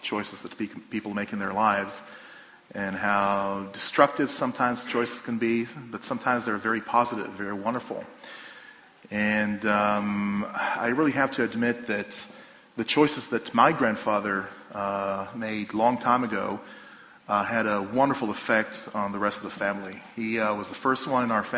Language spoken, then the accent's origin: English; a village just outside Jerusalem, Jerusalem District, Israel; I live in my hometown, my home village, in fact, a place just outside of Jerusalem.